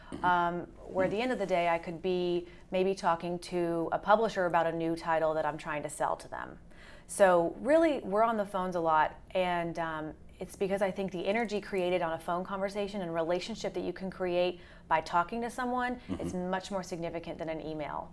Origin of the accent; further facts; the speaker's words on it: the South, United States; I'm from the South as well